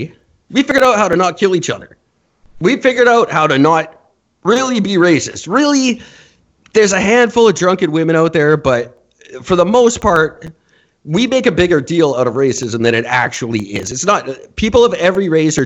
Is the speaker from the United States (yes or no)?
no; Canada